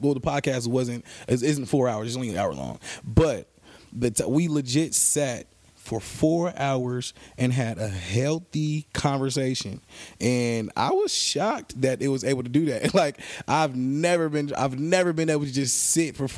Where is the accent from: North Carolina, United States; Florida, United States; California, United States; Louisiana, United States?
California, United States; Bay Area; moved away; go back to the Bay Area, to my hometown